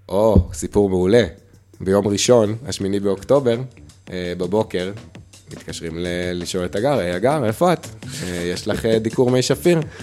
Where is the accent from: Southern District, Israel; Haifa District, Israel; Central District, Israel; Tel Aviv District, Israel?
Southern District, Israel; Magen; moved away as an adult; now in Netzer Sereni, Israel; כשנולדתי, בקיבוץ מגן, בעוטף עזה